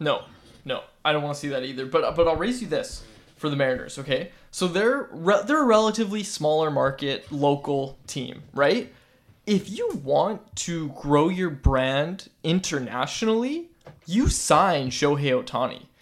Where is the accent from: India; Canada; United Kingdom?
Canada; Vancouver, British Columbia; I'm, I'm from Vancouver.